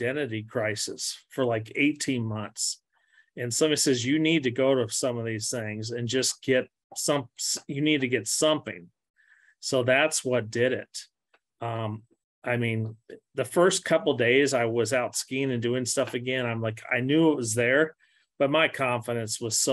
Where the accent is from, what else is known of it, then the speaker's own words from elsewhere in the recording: Missouri, United States; I grew up skiing and granted, I'm from Missouri